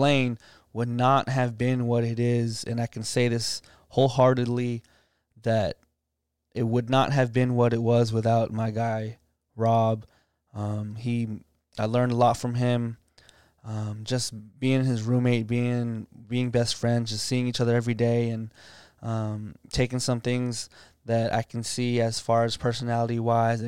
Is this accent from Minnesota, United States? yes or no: no; D.C. area, Northern Virginia, United States; in our middle school days in the Northern Virginia, D.C. area around my hometown